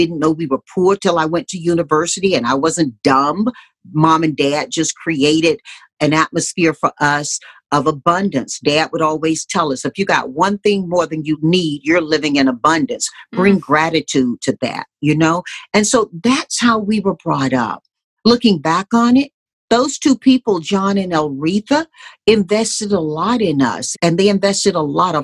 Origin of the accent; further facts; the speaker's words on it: Tarboro, North Carolina, United States; growing up in my hometown of Tarboro